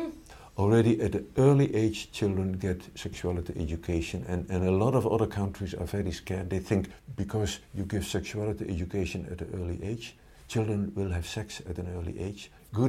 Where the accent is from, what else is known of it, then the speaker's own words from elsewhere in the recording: Netherlands; in the Netherlands, we are very open